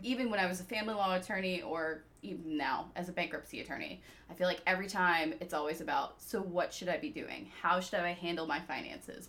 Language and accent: English; Peachtree City, Georgia, United States; also born or lived in South Africa / Jacksonville, Florida; I was born in South Africa, moved to the US when I was six years old. So, I am the daughter of immigrants. Um, I grew up in Peachtree City, Georgia